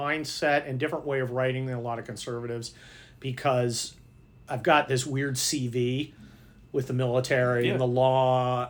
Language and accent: English; San Mateo, California, United States; I grew up in San Mateo, which is right next to San Francisco.